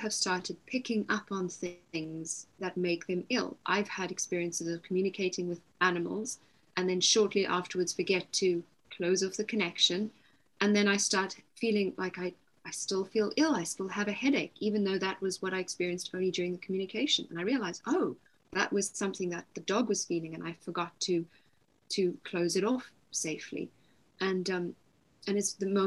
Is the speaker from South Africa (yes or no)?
yes; South Africa; moved away as an adult; also born or lived in Cape Town; now in East Sussex, United Kingdom; I'm also South African, I was living near Cape Town at the time